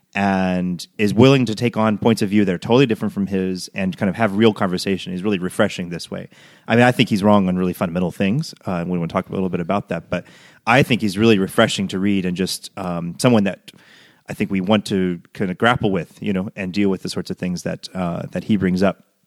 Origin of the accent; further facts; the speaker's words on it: United States; moved away as an adult; now in Rome, Italy; from the States